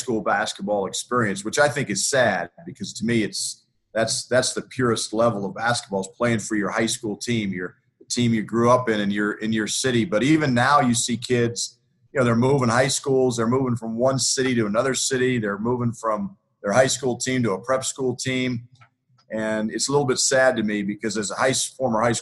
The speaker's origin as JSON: {"language": "English", "town": "Greeley", "region": "Colorado", "country": "United States", "tie": "born or raised there", "also_born_or_lived": "Lawrence, Kansas / Boulder, Colorado", "said": "I worked in Greeley, Colorado, which is my hometown"}